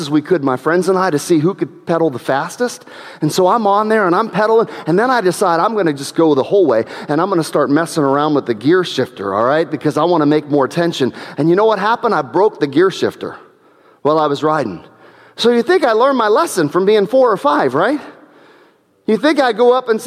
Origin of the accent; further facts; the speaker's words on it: New Middletown, Ohio, United States; We lived in New Middletown, Ohio at the time, and I remember that first house that we lived